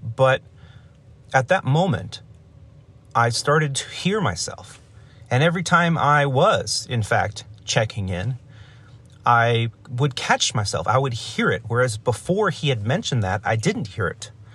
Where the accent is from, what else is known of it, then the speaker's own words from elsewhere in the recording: Los Angeles, California, United States; also born or lived in Chicago; I was very excited to be based in my hometown